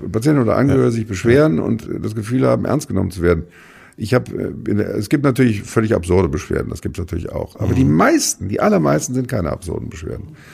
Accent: Germany; als Rheinländer

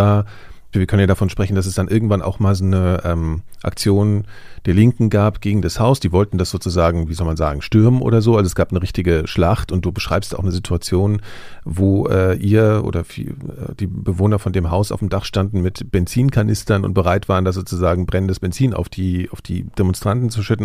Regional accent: Germany; im Westen, als ich zur Schule gegangen bin

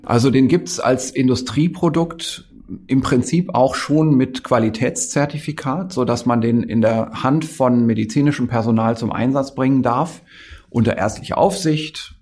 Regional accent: the North, Northern Germany, Germany; Ich komme ja aus dem Norden. Das ist so mein, meine Kindheit lief immer NDR im Radio

